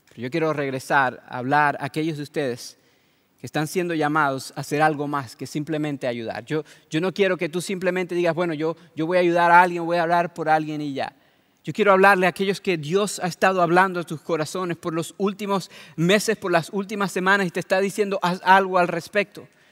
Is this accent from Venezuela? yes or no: yes; Venezuela; moved away; el país donde yo nací y crecí. Yo soy de Venezuela